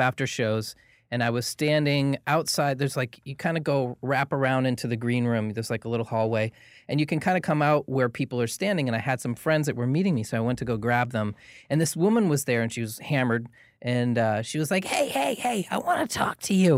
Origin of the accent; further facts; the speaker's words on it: Portland, Maine, United States; moved away as an adult; now in Los Angeles, United States; I'm originally from Portland, Maine.